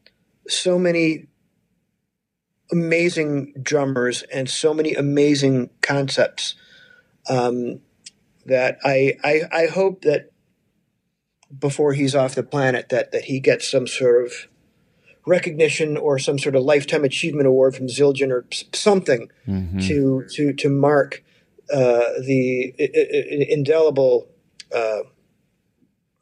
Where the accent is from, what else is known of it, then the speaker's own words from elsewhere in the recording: Chicago, Illinois, United States; I grew up in Chicago